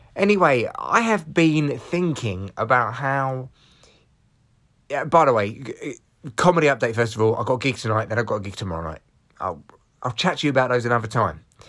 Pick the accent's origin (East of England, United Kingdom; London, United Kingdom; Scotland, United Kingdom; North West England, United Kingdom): London, United Kingdom; Barnet; I'm how people from North London talk. Uh, well, from Barnet